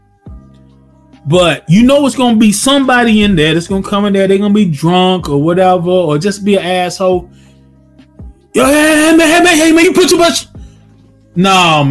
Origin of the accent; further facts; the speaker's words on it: the South, United States; Born and raised in the South. I've been in the South all my life